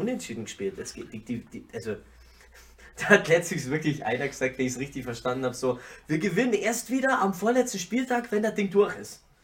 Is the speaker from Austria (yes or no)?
no; Ingolstadt, Bavaria, Germany; Aus Ingolstadt